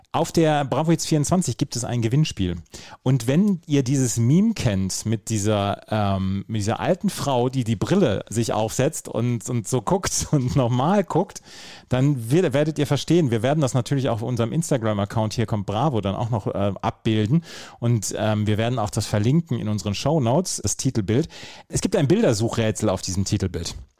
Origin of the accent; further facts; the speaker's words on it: Bad Oeynhausen, North Rhine-Westphalia, Germany; habe ich im Sonderpostenmarkt gearbeitet bei uns in Bad Oeynhausen